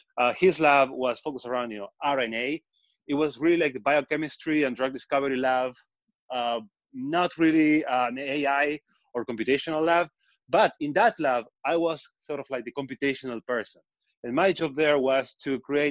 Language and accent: English; Patagonia, Argentina; accent: Argentine; moved away as an adult; also born or lived in Israel; now in New York, United States; So I'm from Argentina. That's the accent. That's where it's from. I'm from Patagonia. But I moved to Israel